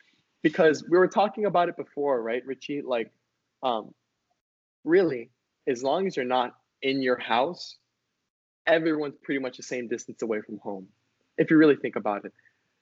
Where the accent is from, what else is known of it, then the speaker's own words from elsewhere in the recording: Hawaii, United States; being not seeing very many Hawaiians, all of a sudden I'm losing my accent, right? I'm not in the sun as much, so I'm losing my color. I feel distant from home